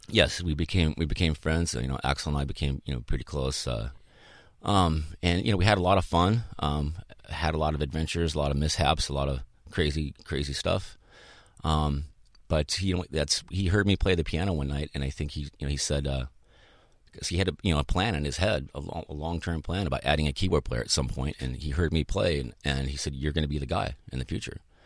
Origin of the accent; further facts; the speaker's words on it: Boulder, Colorado, United States; moved away as an adult; also born or lived in Chicago, Illinois; now in Southern California, United States; my family moved to Boulder when I was eight